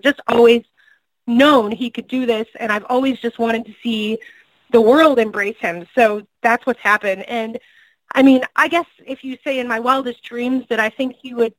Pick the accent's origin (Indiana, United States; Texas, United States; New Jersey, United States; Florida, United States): Indiana, United States; now in Kansas City, United States; I'm originally from Indiana. I live in Kansas City now.